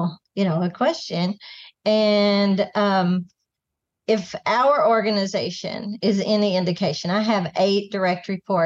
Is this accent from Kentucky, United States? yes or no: yes; Kentucky, United States; moved away as an adult; also born or lived in Gatlinburg, Tennessee; now in Nashville, United States; I'm from Kentucky originally, but not too far from here.